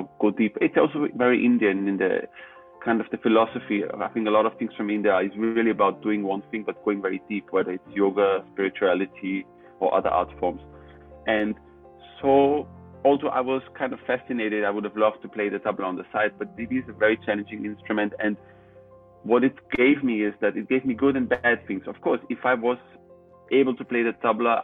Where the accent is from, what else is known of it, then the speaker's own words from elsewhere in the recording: Austria; I was born in Austria